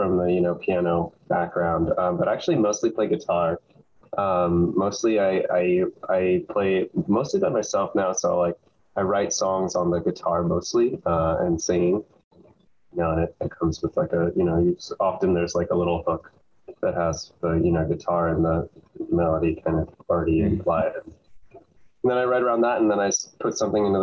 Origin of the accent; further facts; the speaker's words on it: Davis, California, United States; also born or lived in Berkeley, California; now in Los Angeles, United States; I grew up in Davis, California, close to Sacramento.